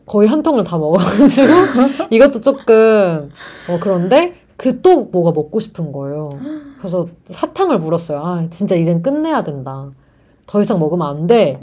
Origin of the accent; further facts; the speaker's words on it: South Korea; 저는 완전 한국, 전 토종 한국인이잖아요.